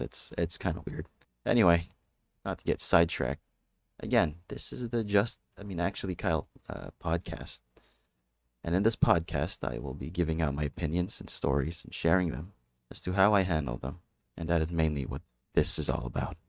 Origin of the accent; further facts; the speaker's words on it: Philippines; I'm from the Philippines.